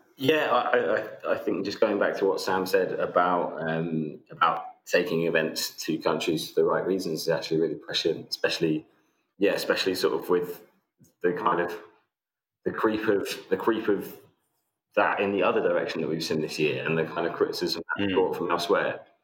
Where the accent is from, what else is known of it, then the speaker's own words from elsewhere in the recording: England, United Kingdom; as an Englishman